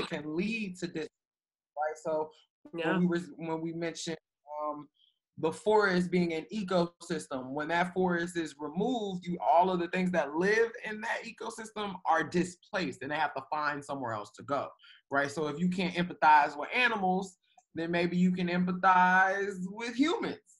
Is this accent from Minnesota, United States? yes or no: no; Chicago, Illinois, United States; I'm from Chicago, but, you know, spending time in Alabama and all these rural places